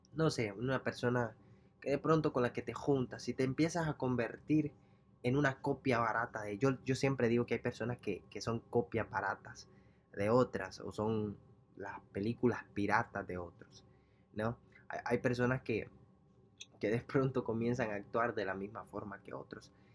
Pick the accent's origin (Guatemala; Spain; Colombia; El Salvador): El Salvador; moved away; yo soy salvadoreño